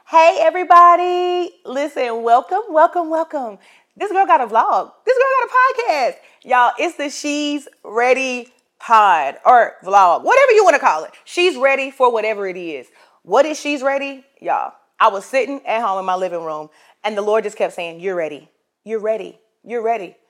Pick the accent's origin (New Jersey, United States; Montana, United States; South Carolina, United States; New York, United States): South Carolina, United States; Florence; I'm from Florence, South Carolina